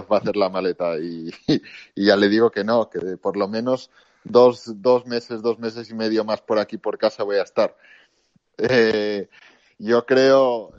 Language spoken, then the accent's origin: Spanish; Spain; salimos de España